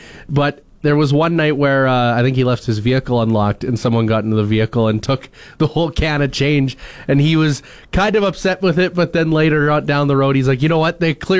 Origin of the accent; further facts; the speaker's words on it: Wakaw, Saskatchewan, Canada; my hometown, Waka